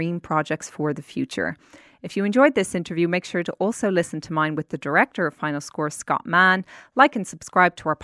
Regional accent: Ireland; I'm actually from Ireland myself

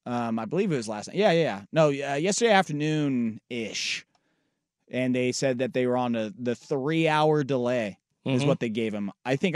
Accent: Midwest, United States; I'm from the Midwest. It can't be that bad.

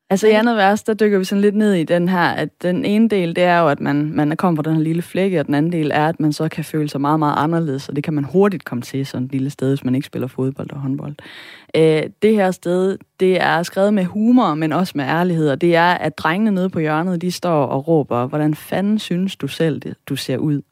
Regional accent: Sønderborg area, Southern Denmark, Denmark; det opland, jeg er vokset op i, som er oplandet til Sønderborg

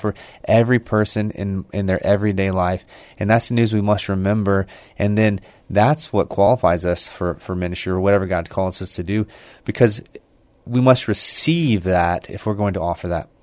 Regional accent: Baytown, Texas, United States; moved away as an adult; now in San Antonio, United States; I grew up in, uh, the east side of Houston, Baytown, Texas, uh, where I, um, went to high school

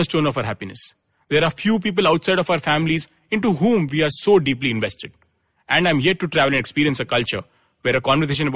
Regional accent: India; as an Indian

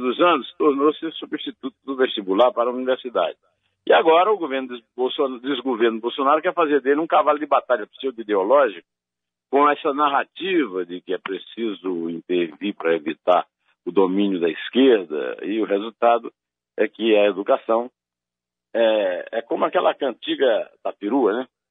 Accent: Sertão, Northeast Brazil, Brazil; Eu, como sertanejo, posso dizer que é um velho sonho, né? Água no sertão

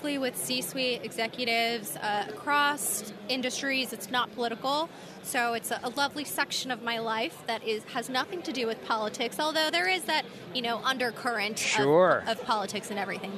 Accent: California, United States; my home state of California

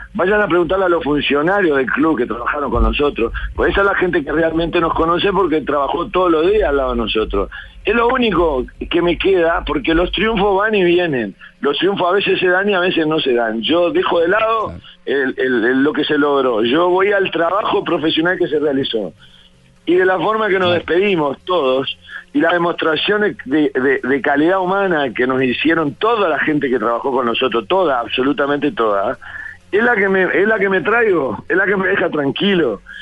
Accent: Florida, Uruguay; de mi pueblo, de Florida

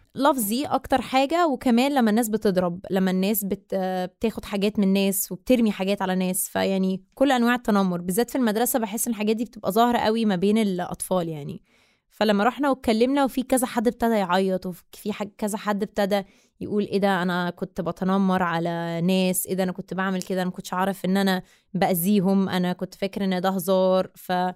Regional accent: Egypt; أنا مصرية من أم من الجبل الأسود بابا مصري ومامتي من مونتينيجرو

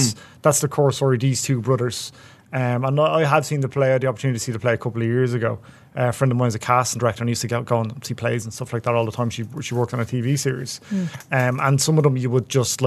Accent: Dublin, Leinster, Ireland; there are areas of Dublin, and I'm from one of them as well. I'm from Coolock, and I get the piss taken out of me all the time for how I talk

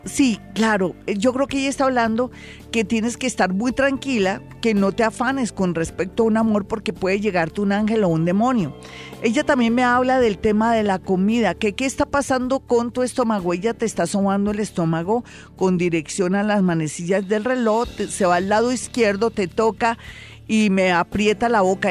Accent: Colombia; somos colombianos

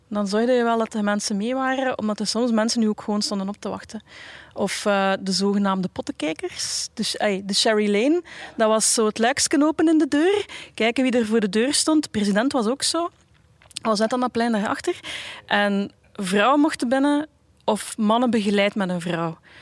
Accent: Bruges, Flanders, Belgium; ik ben opgegroeid in Brugge

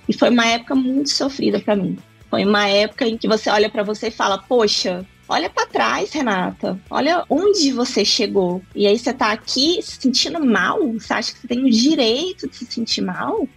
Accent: Lagoa Formosa, Minas Gerais, Brazil; moved away as an adult; also born or lived in Ohio / England; Sou do Triângulo Mineiro, de uma cidade pequenininha que se chama Lagoa Formosa. Eu nasci em Patos de Minas, que é 13 quilômetros de Lagoa. Mas eu cresci, passei boa parte da minha vida ali naquela região

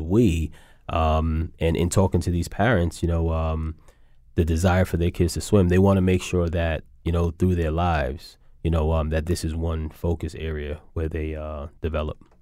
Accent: New York City, New York, United States; growing up in New York

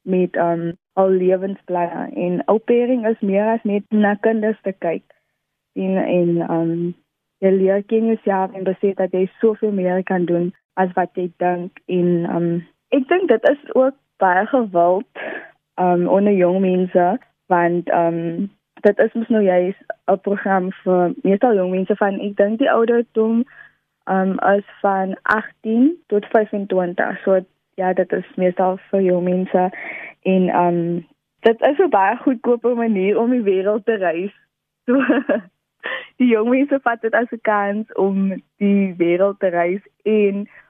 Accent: Wellington, Western Cape, South Africa; also born or lived in Netherlands; ek is van Wellington

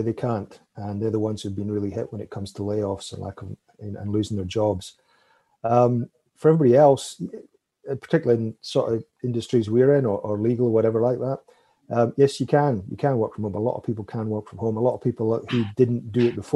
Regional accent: United Kingdom; now in Canada; I'm originally British

